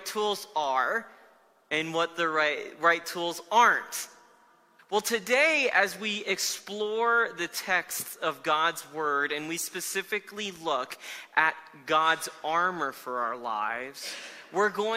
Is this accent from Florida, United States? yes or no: yes; South Florida, United States; moved away as an adult; now in Denver, United States; I grew up in Florida for most of my life